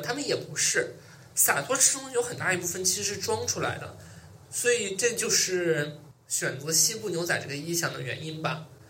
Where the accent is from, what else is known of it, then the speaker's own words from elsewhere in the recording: Mudanjiang, Heilongjiang, China; moved away as an adult; also born or lived in Shanghai; now in Beijing, China; 我来自于黑龙江省、来自于黑龙江省、我们南疆市